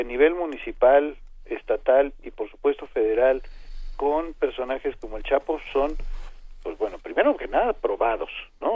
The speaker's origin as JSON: {"language": "Spanish", "town": "Arcelia", "region": "Guerrero", "country": "Mexico", "moved": "yes", "said": "Arcelia imagínense es mi tierra"}